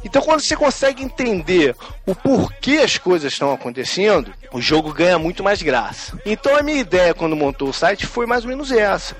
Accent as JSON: {"language": "Portuguese", "country": "Brazil", "moved": "yes", "lives_now": "United States", "said": "sou brasileiro"}